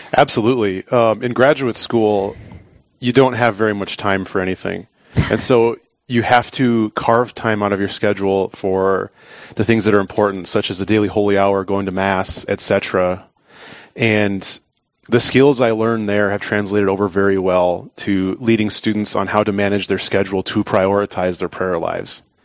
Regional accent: Pierre, South Dakota, United States; I'm from Pierre, South Dakota. I grew up there uh, most of my life

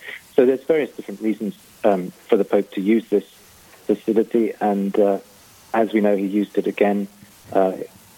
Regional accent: Canterbury, South East England, United Kingdom; now in Rome, Italy; I come from Canterbury in England originally

